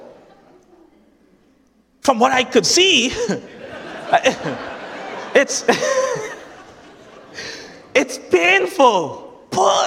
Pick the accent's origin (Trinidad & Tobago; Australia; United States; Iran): Trinidad & Tobago; accent: Trinidadian; That's my Trinidadian accent